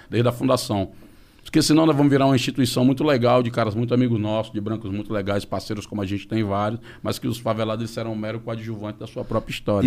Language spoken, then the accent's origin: Portuguese; Fortaleza, Ceará, Brazil; Eu venho de Fortaleza, lá das quadras.